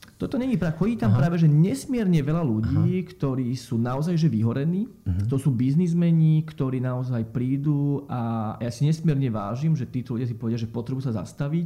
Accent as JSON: {"language": "Slovak", "town": "Bratislava", "region": "Bratislava Region", "country": "Slovakia", "tie": "born or raised there", "moved": "as an adult", "lives_now": "Zaježová, Slovakia", "said": "ja som rodený Bratislavčan"}